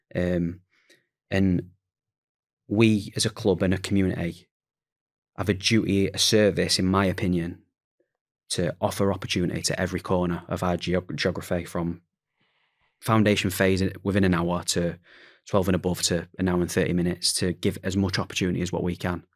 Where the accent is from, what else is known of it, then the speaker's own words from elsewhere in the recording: Sheffield, Yorkshire and the Humber, United Kingdom; I'm from Sheffield